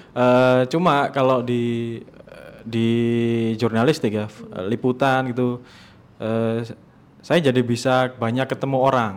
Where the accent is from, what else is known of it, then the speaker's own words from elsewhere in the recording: Surabaya, East Java, Indonesia; now in Jakarta, Indonesia; di Surabaya di kampung halaman saya